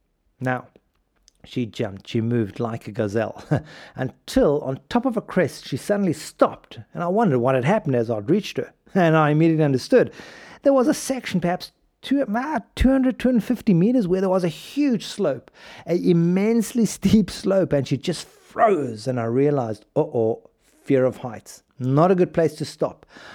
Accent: South Africa; When I was a kid, you need to picture this, growing up in South Africa, golf crazy country, Gary Player at his best.

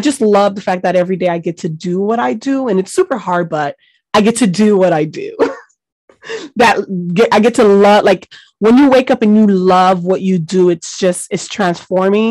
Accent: Miami, Florida, United States; English is a second language; I grew up in Miami, Florida

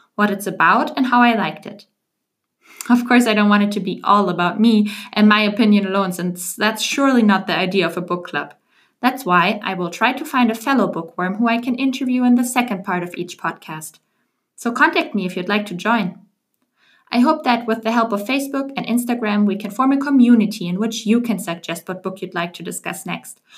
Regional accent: Germany; English is a second language; moved away as an adult; also born or lived in Paris / Washington, D.C. / Geneva; now in Amsterdam, Netherlands; I was born and raised in Germany, but the last couple of years I moved around a lot.

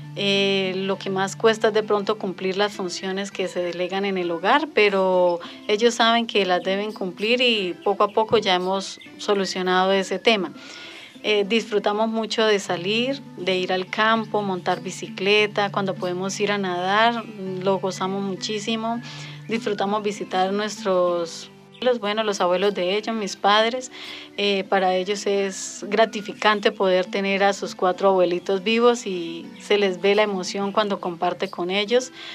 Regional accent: Charalá, Santander, Colombia; llevamos 12 años viviendo en el municipio de Charalá

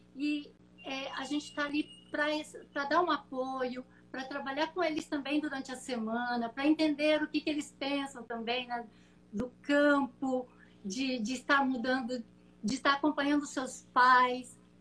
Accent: Brazil; also born or lived in Mozambique; eu nasci numa fazenda no interior de São Paulo, entre São Paulo e Minas Gerais, sul de Minas

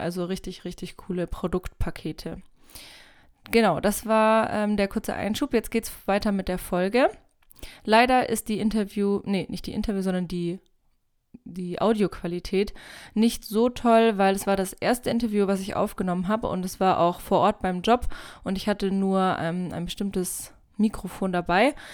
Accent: Bavaria, Germany; komme aus einem kleinen Dorf in Bayern

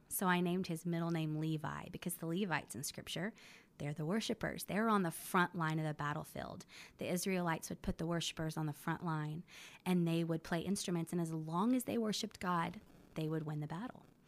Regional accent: Belton, Texas, United States; moved away as an adult; also born or lived in Corpus Christi, Texas / Nashville, Tennessee; now in Oklahoma, United States; I grew up in Belton, Texas

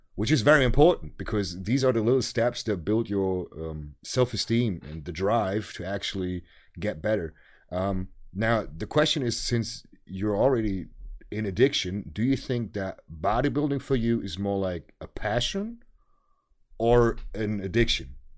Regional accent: Germany; English is a second language

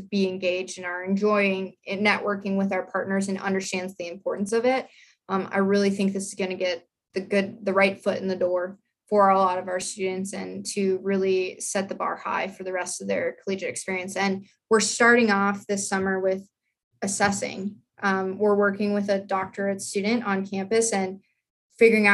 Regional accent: South Dakota, United States; moved away as an adult; I grew up in South Dakota. I was like a horse girl. Like I lived on a ranch

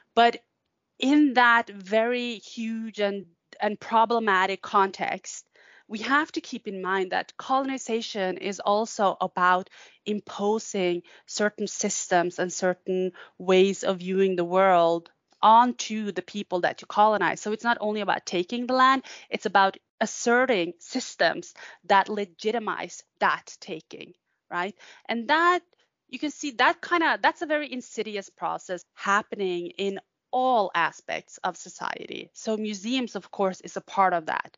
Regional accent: Norway; also born or lived in Tampere, Finland; I am a Sami scholar uh, from the Norwegian side.

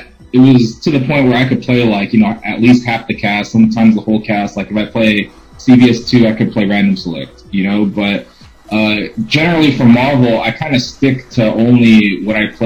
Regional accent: Los Angeles, California, United States; I'm from Los Angeles

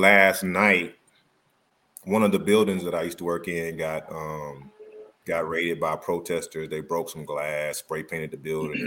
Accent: Tupelo, Mississippi, United States; moved away as an adult; also born or lived in Fort Lauderdale; now in Atlanta, United States; I'm from Tupelo

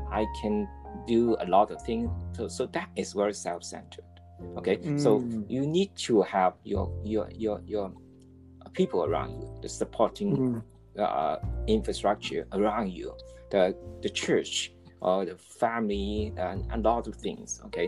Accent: Hong Kong; I'm from Hong Kong

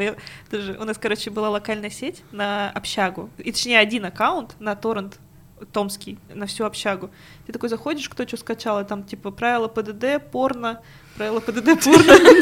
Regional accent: Prokopyevsk, Kemerovo Oblast, Russia; moved away; also born or lived in Tomsk; я жила в очень маленьком городке в Прокопьевске, там был один магазинчик, где я могла купить диск аниме.

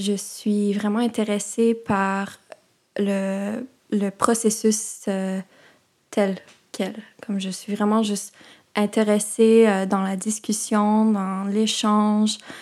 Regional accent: Vancouver, British Columbia, Canada; moved away as an adult; also born or lived in Toronto; j'ai grandi principalement à Vancouver

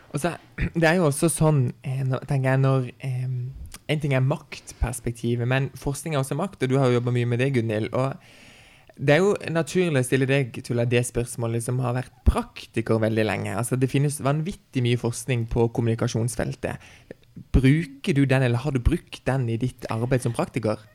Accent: Farsund, Agder, Norway; now in Kristiansand, Norway; hjemme i Farsund

